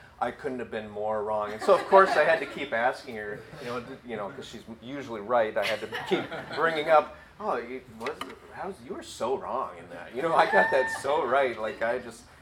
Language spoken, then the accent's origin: English; Wisconsin, United States; moved away as an adult; now in Illinois, United States; We're from Wisconsin